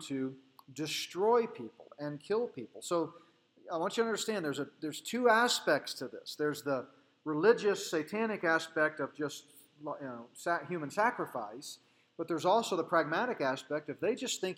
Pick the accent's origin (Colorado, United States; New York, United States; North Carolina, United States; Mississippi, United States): Colorado, United States; my home state, Colorado